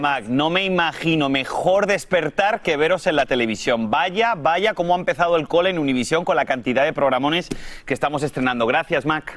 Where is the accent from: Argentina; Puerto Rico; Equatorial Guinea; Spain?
Spain; moved away; tenemos una muy buena cocina también en mi país